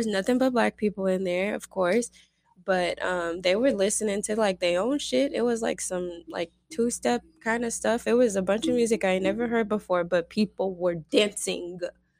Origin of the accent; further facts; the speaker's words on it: Las Vegas, Nevada, United States; you know, I'm from Vegas